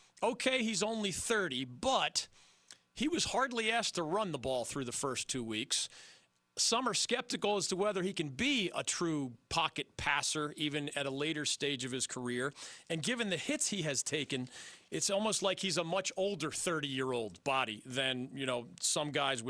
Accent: Philadelphia, Pennsylvania, United States; moved away; I'm from Philly originally

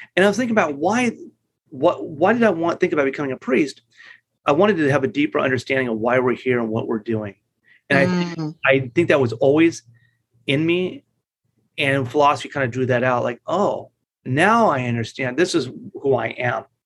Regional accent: La Mirada, California, United States; also born or lived in Los Angeles, California; I grew up in La Mirada, California

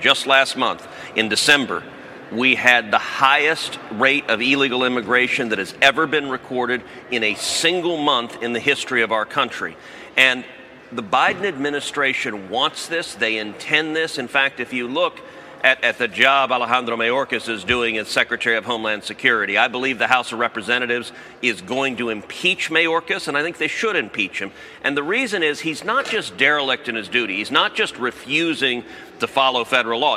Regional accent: Texas, United States; I'm from Texas

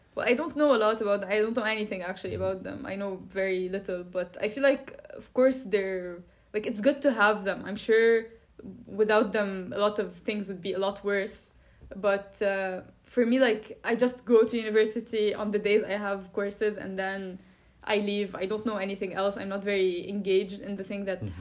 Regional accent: Lebanon; moved away as an adult; now in Brussels, Belgium; I'm Lebanese, so I come from Lebanon

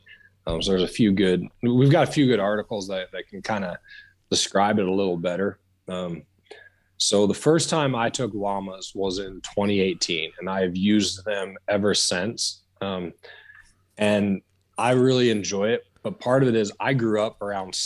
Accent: Southwest Wyoming, United States; I grew up in Southwest Wyoming

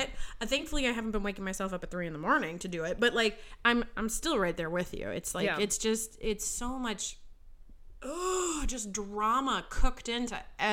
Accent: Minnesota, United States; I'm Minnesotan.

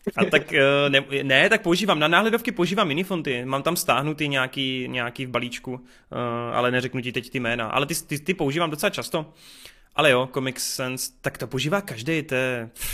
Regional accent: Bučovice, South Moravian Region, Czechia; A pocházím z Bučovic, z velice krásného malebného městečka

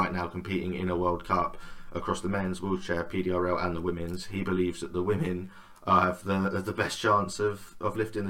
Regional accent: England, United Kingdom; as English

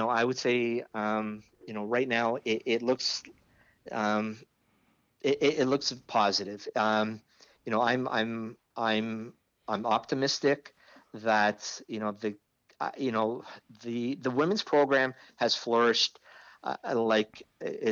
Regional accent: Canada; as a Canadian, former Canadian player, and as a Canadian fan

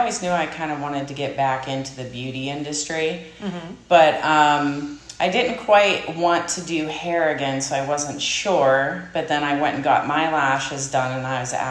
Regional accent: Saxonburg, Pennsylvania, United States; also born or lived in Sarver; I'm from Saxonburg. Okay. Born and raised, so I just moved one town over.

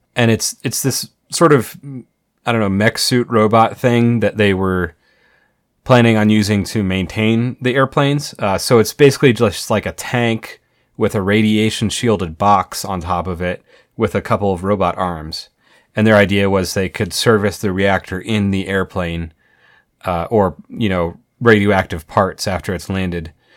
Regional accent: Colorado Springs, Colorado, United States; I grew up in Colorado Springs

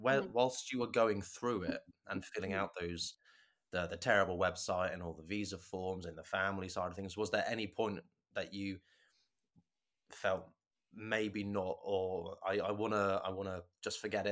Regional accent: England, United Kingdom; being English

